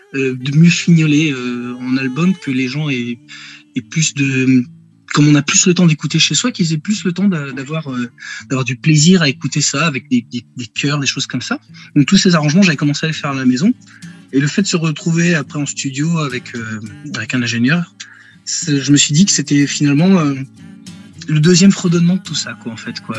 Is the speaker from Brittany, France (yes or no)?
yes; Rennes, Brittany, France; je suis natif de Rennes, hein, voilà, je vis dans la région rennaise encore aujourd'hui